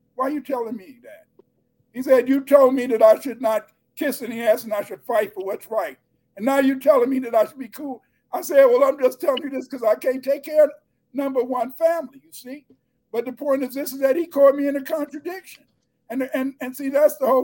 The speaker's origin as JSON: {"language": "English", "town": "Chicago", "region": "Illinois", "country": "United States", "tie": "born or raised there", "said": "I grew up in Chicago"}